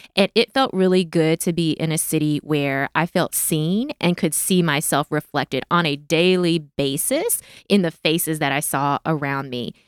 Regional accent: Memphis, Tennessee, United States; also born or lived in South Korea; I grew up here in Memphis, um, born in Korea, um, but came to Memphis um, right before I started school

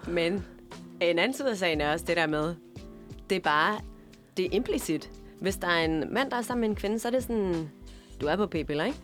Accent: Denmark; moved away; både Mette og jeg, vi kommer fra Jylland

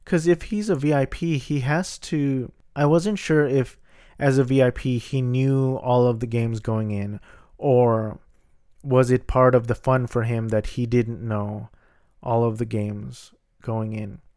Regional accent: Philippines; I'm Filipino.

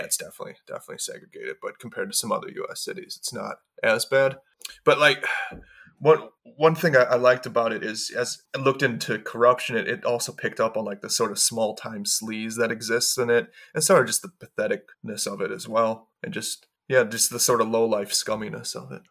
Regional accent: Milwaukee, Wisconsin, United States; also born or lived in Los Angeles; now in United Kingdom; I grew up in Milwaukee, which is the, the most segregated city in the States

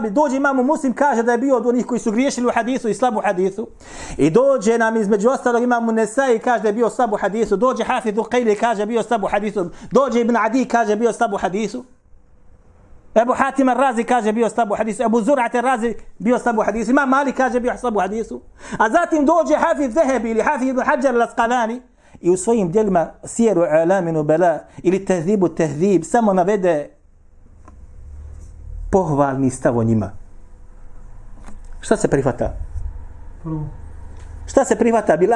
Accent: Bosnia & Herzegovina

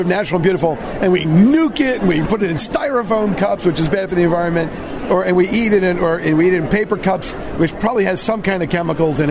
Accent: New York City, New York, United States; I'm from New York

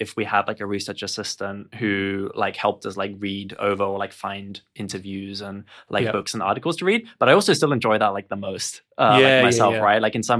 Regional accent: Germany; I'm actually from Germany, so I can do hello.

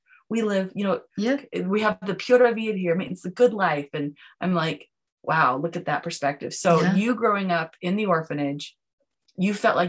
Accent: United States; we're American, listen to my voice

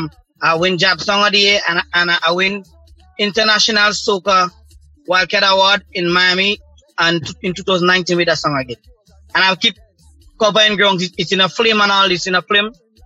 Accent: Saint David, Grenada; I'm from St. David. Vincent in St. David.

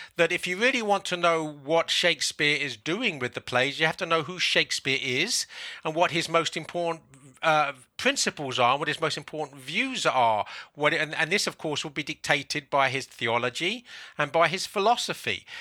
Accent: London, United Kingdom; moved away as an adult; now in South Carolina, United States; I'm now living in the United States in South Carolina, I was born in England, in London.

